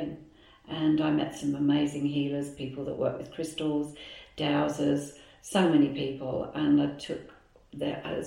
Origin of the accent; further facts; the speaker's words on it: England, United Kingdom; moved away as an adult; now in Melbourne, Australia; I came originally from England. We came over here in 2007 to retire